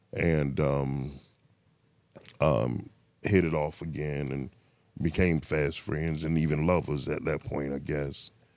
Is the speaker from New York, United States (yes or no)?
no; Miami, Florida, United States; I grew up in Miami